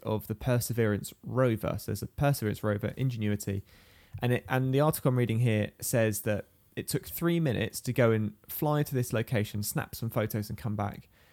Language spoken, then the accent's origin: English; United Kingdom; I'm British